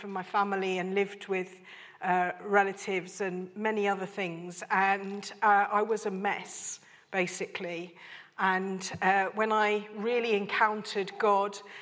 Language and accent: English; Isleworth, London, United Kingdom; also born or lived in Burundi; now in Swindon, United Kingdom; I was born in Isleworth